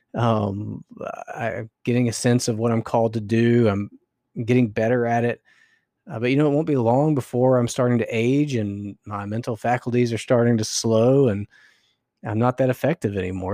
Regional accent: North Carolina, United States; I grew up in North Carolina, going to church

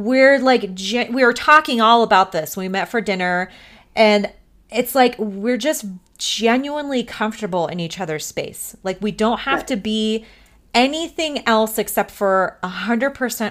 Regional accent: Missouri, United States; I was born in Missouri

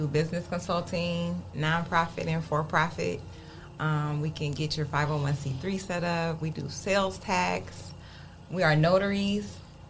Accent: Toledo, Ohio, United States; Born and raised in Toledo. This is home. Not going anywhere.

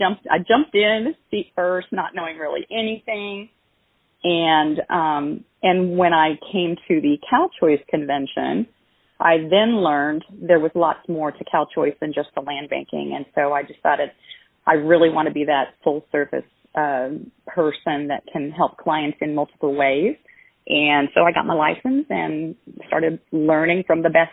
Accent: Tennessee, United States; moved away as an adult; also born or lived in Virginia; I moved from Virginia back to Tennessee, where I call it my growing up years, for my high school years is where I lived

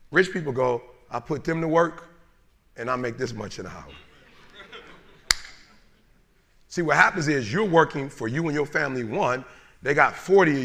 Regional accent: Detroit, Michigan, United States; I'm from Detroit.

